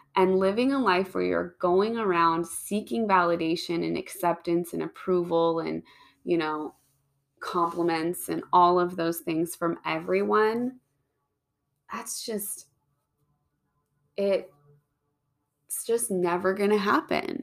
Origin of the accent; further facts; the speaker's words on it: Pacific Northwest, United States; I grew up in the Pacific Northwest